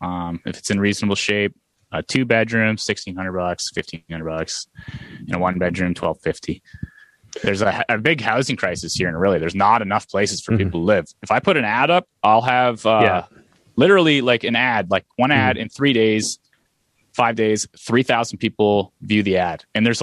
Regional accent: Aurelia, Iowa, United States; Oh, you're from Aurelia. I'm from Aurelia too. I've been here forever.

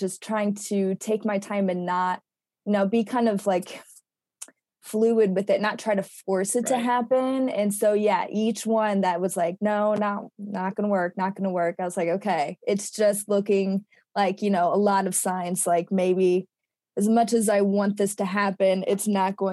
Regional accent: Carbondale, Illinois, United States; I have stayed pretty close to my hometown, which is Carbondale, Illinois

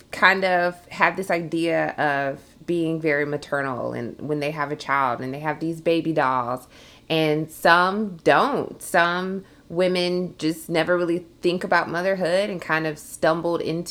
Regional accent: Georgia, United States; I'm from Georgia, from the South. I've always been in Georgia. I've never moved and lived anywhere else

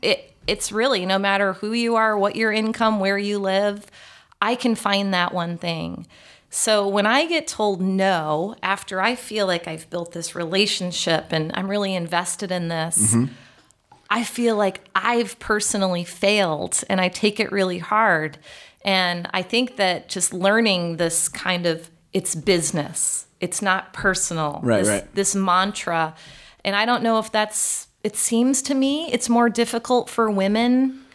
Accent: Chicago, Illinois, United States; Because I knew LaCroix from the Midwest. I grew up in Chicago.

